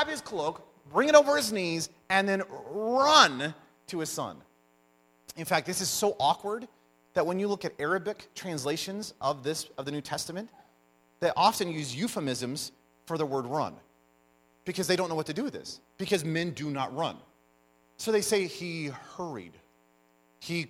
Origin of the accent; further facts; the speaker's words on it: United States; I'm American